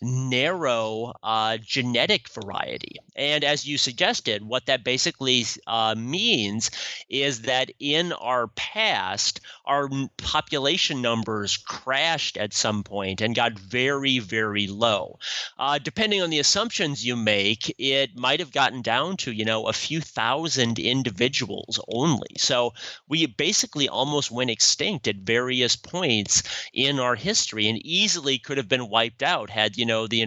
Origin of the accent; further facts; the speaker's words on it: Sioux Falls, South Dakota, United States; my hometown of Sioux Falls, South Dakota